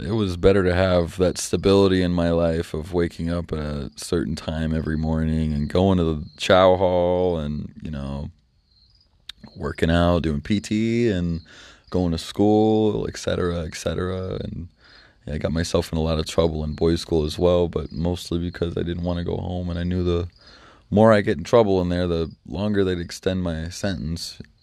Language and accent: English; North Judson, Indiana, United States; I ended up moving out back to my hometown in North Judson